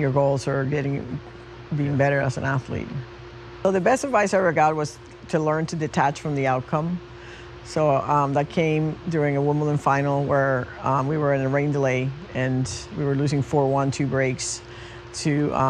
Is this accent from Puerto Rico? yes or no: yes; Puerto Rico; When I was a little girl growing up in Puerto Rico in the 60s